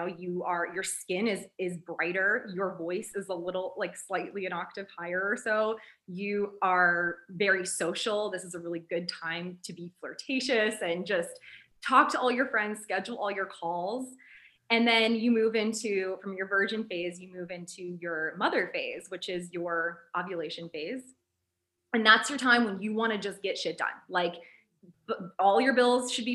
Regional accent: United States; we're from America

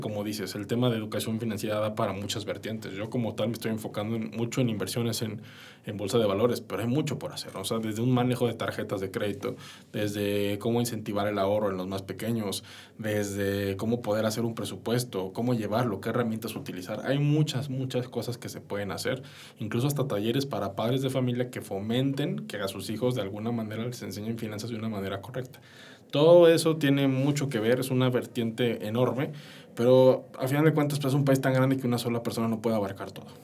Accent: Mexico; como mexicanos

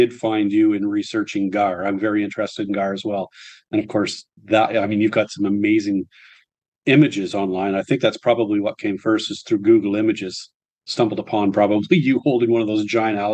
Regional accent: Ottawa, Ontario, Canada; moved away as an adult; After college, I moved away from Ottawa to a remote fly-in First Nations reserve in Northern Ontario for work

